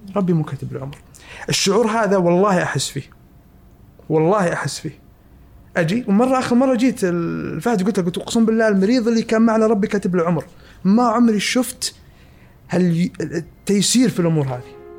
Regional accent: Saudi Arabia; عندنا في السعوديه

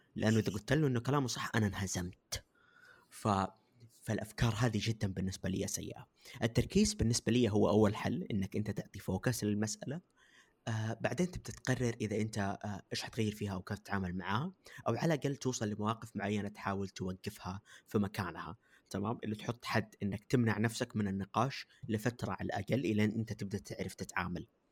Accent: Saudi Arabia; أنا جالس أتكلم كمجتمع كعارف كسعودية كبلد

